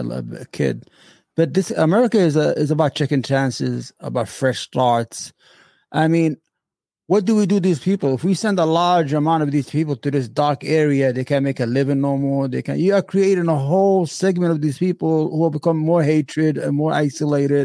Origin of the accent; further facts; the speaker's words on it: New York City, New York, United States; I grew up in New York City.